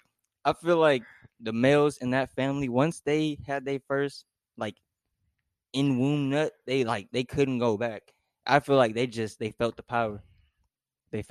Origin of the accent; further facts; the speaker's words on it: Arizona, United States; moved away as an adult; I was raised in Arizona, so like that's where I was predominantly for like all my childhood. I left last year